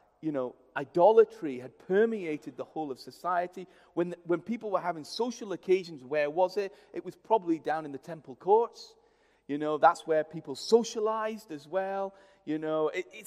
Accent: India; moved away; I grew up in India, which is a Hindu culture in many ways

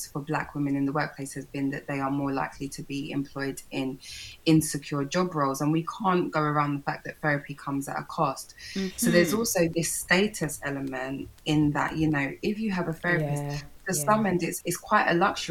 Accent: United Kingdom; as Black British women

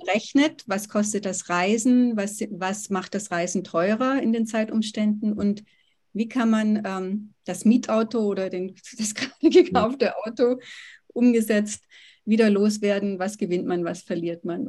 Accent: Oberkochen, Baden-Württemberg, Germany; moved away as an adult; also born or lived in Tübingen / California; now in Georgetown, United States; in der Schule hier am Gymnasium in Oberkochen, wo ich aufgewachsen bin

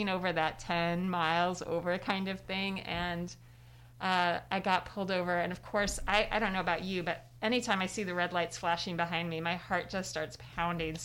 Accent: Decatur, Illinois, United States; my hometown of Decatur, Illinois

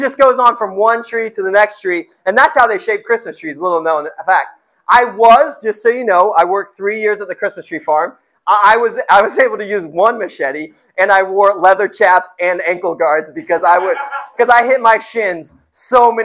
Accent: Indiana, United States; I grew up in Indiana

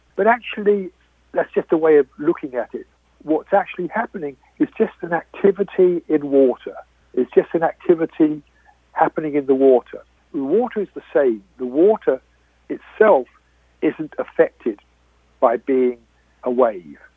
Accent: United Kingdom; I am British

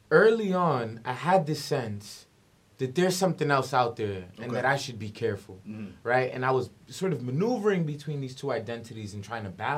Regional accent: New York City, New York, United States; I'm from the South Bronx

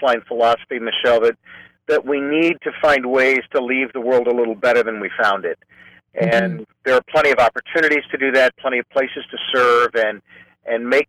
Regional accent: Clovis, California, United States; also born or lived in Fresno, California / Modesto, California; now in San Francisco, United States; So I'm a native Californian. I grew up in Fresno in the farm region, actually in Clovis

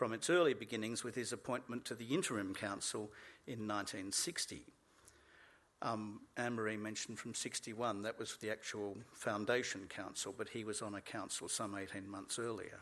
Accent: Australia; As an Australian

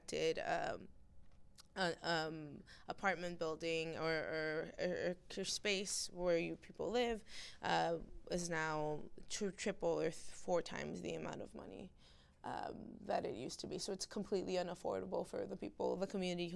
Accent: Los Angeles, California, United States; I grew up in Venice Beach, in the redlined community of Oakwood

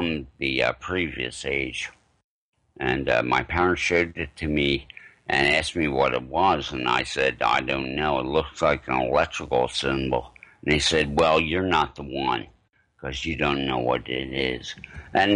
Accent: Arden, Delaware, United States; also born or lived in Philadelphia, Pennsylvania; my mother and a lot of people I grew up with in Arden, Delaware

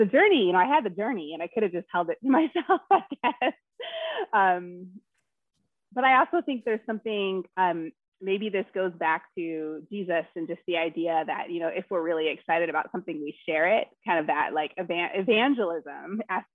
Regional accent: United States; I'm African American, Black woman, and I grew up in a Black family

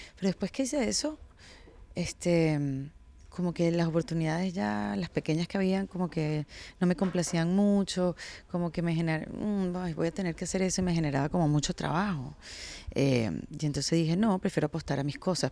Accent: Venezuela; moved away; yo soy venezolana

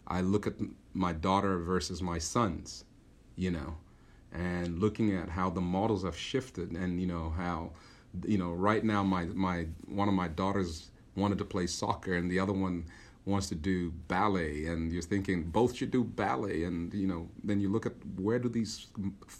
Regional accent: Zambia; moved away

